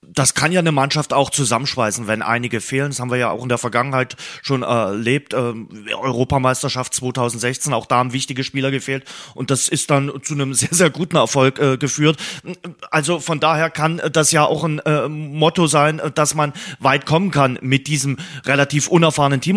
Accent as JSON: {"language": "German", "country": "Germany", "also_born_or_lived": "Dresden", "said": "bei uns in Deutschland"}